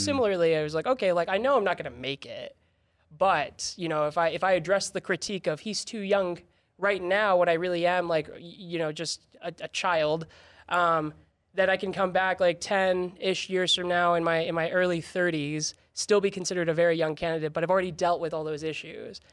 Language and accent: English; House District 42, Utah, United States; born or raised there; also born or lived in Texas